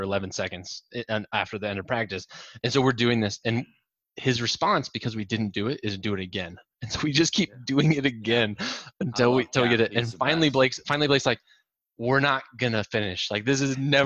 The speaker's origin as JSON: {"language": "English", "town": "Norwalk", "region": "Iowa", "country": "United States", "tie": "born or raised there", "said": "I grew up in Norwalk, just south of town"}